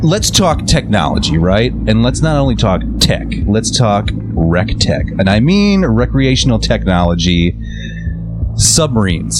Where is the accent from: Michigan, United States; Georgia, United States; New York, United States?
Michigan, United States; Howell; I grew up in Howell, Michigan.